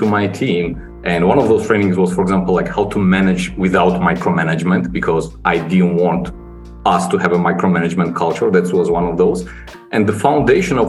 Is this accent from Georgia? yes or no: yes; Georgia; also born or lived in London, United Kingdom; I'm from Georgia originally, started my career here and spent first 8 years in Georgia